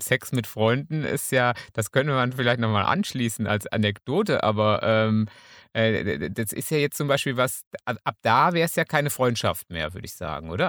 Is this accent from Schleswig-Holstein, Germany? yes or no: no; Münsterland, North Rhine-Westphalia, Germany; als Münsterländer